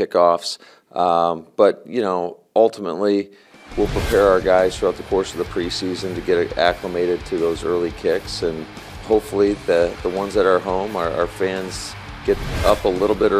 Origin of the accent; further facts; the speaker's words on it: Michigan, United States; now in Green Bay, United States; growing up in Michigan